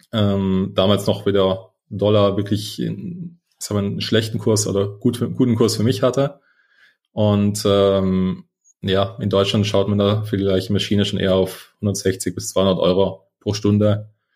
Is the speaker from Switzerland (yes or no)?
no; South Tyrol, Trentino-Alto Adige, Italy; also born or lived in London / United States; now in Munich, Germany; aus Italien, aus einem schönen Südtirol